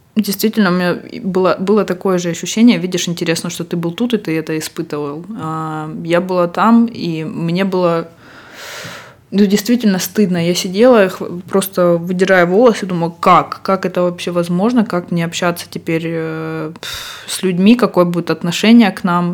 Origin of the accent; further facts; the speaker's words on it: Russia; now in Barcelona, Spain; мы оба из России